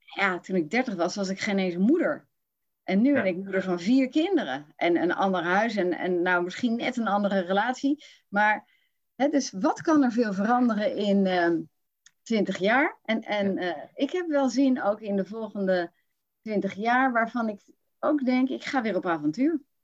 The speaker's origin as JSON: {"language": "Dutch", "town": "Rotterdam", "region": "South Holland", "country": "Netherlands", "moved": "yes", "lives_now": "Utrecht, Netherlands", "said": "dan kom ik van Rotterdam"}